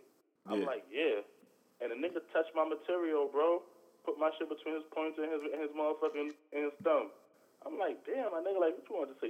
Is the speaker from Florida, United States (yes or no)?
no; New York City, New York, United States; also born or lived in Brownsville, Brooklyn, New York / New Brighton, Staten Island, New York; I'm from Brownsville, my nigga. Like, when I moved to New Brighton, my nigga, like, niggas was filthier than Brownsville niggas, my nigga.